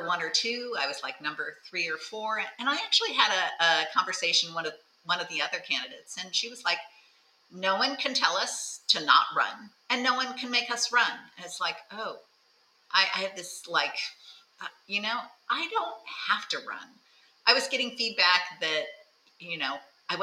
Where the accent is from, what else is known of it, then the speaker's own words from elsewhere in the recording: Thousand Oaks, California, United States; I'm from Thousand Oaks, California.